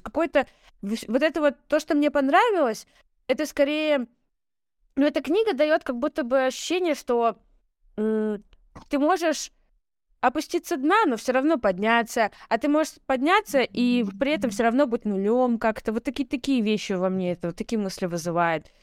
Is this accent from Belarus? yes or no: no; Russia; я родилась и выросла в России